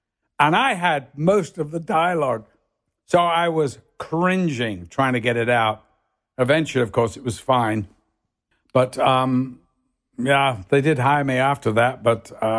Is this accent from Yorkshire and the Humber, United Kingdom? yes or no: no; Liverpool, North West England, United Kingdom; accent: northern; And actually, so I learned to get rid of my northern accent to be an actor.